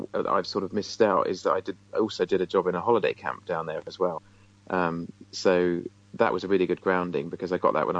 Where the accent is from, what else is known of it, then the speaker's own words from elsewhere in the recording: Isle of Wight, South East England, United Kingdom; I'm originally from the Isle of Wight